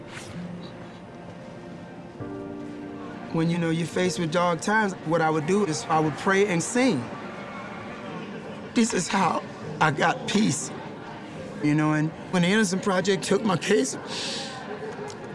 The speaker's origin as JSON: {"language": "English", "region": "Louisiana", "country": "United States", "said": "I'm from Louisiana"}